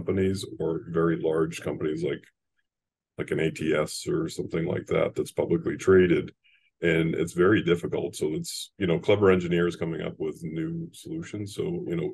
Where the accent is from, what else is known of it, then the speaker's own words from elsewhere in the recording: Laconia, New Hampshire, United States; I'm a New England kid, born and raised in Laconia, New Hampshire